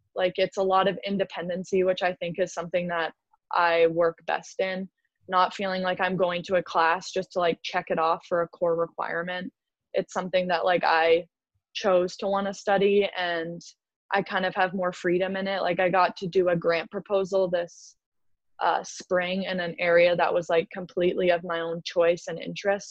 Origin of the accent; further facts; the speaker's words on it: Canada; Canadians love to drink, so I feel like I have to like back up my people on